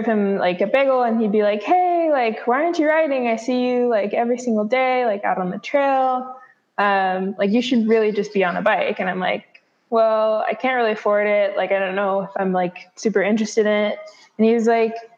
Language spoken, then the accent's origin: English; Bellingham, Washington, United States; also born or lived in Seattle, Washington; I am from Bellingham, Washington, originally from Seattle, but I've spent most of my life here in Bellingham.